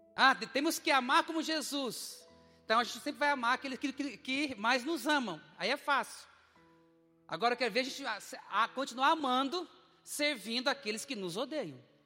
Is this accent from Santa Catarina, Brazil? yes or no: no; Dourados, Mato Grosso do Sul, Brazil; moved away as an adult; now in Curitiba, Brazil; eu sou de Dourados, Mato Grosso do Sul